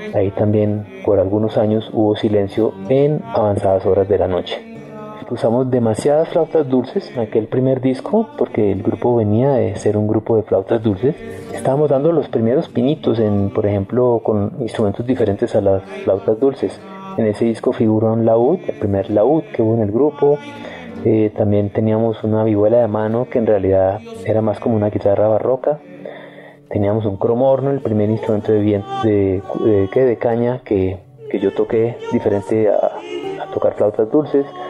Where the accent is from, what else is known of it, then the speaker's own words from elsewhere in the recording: Colombia; éramos colombianos